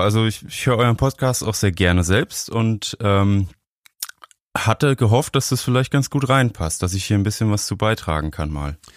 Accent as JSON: {"language": "German", "area": "Franconia", "region": "Bavaria", "country": "Germany", "tie": "born or raised there", "said": "Ich bin in Bayern groß geworden, also in Franken eigentlich."}